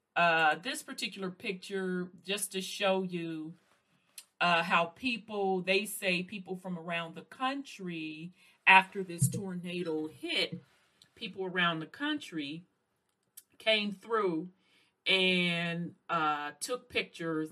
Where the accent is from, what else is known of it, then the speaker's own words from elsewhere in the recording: Chicago, Illinois, United States; also born or lived in the South; I'm from the South, but grew up up north